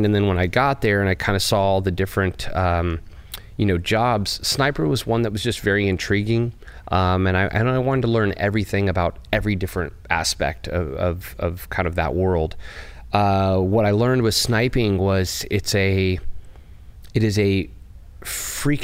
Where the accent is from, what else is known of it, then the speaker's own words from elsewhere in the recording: Bakersfield, California, United States; I grew up in Bakersfield, California